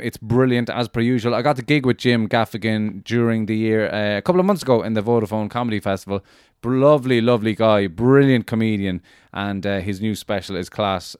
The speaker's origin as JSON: {"language": "English", "town": "Cork", "region": "Munster", "country": "Ireland", "tie": "born or raised there", "moved": "yes", "said": "I'm starting off in the People's Republic of Cork, ladies and gentlemen. Delighted to be going back to where I grew up"}